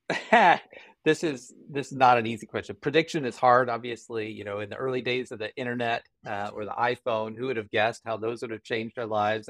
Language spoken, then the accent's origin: English; Colorado Springs, Colorado, United States; I grew up in Colorado Springs